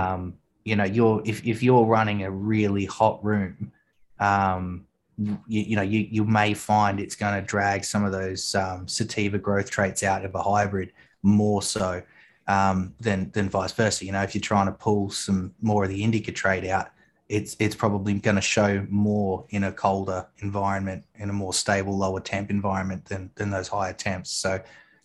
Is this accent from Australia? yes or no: yes; Australia; accent: Australian; my Australian accent